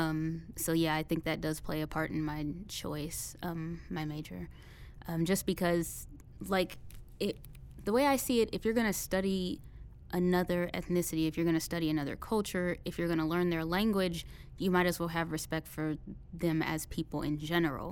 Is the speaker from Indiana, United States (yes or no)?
yes; Indianapolis, Indiana, United States; I'm from Indianapolis, Indiana